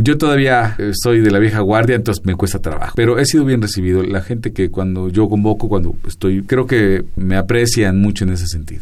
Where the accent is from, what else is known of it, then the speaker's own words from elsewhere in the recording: Ecatepec, State of Mexico, Mexico; precisamente de donde yo vengo se llama Tulpetlac, Santa María Tulpetlac